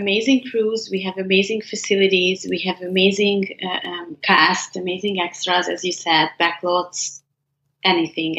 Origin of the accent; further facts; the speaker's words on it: Hungary; growing up in Hungary